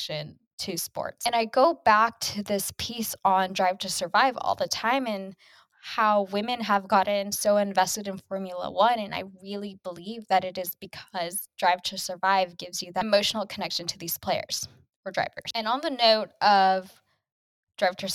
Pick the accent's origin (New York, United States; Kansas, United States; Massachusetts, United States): Kansas, United States; growing up in Kansas, you grew up a KU basketball fan